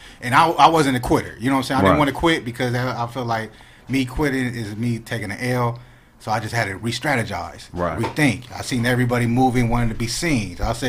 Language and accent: English; Pomona, California, United States; growing up in Pomona